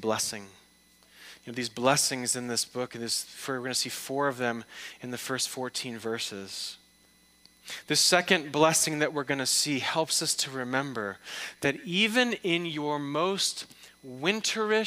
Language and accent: English; outside of Detroit, Michigan, United States; moved away; I'm from the Midwest. I'm from the outside of Detroit